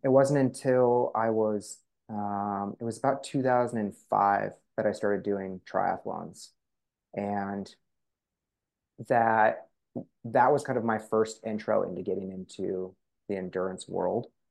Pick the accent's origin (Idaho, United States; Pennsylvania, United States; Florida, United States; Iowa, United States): Idaho, United States; Coeur d'Alene; where I grew up in Coeur d'Alene